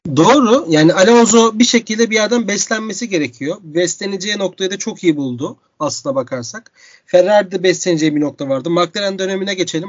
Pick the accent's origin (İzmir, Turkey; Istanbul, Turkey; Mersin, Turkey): Istanbul, Turkey; İstanbul'a geri döndüm. Büyük bir sevinç, büyük bir kıvançla birlikte memleketime dönmenin